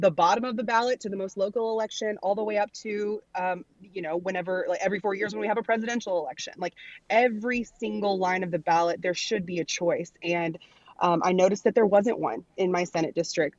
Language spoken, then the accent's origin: English; Arkansas, United States; here in my home state of Arkansas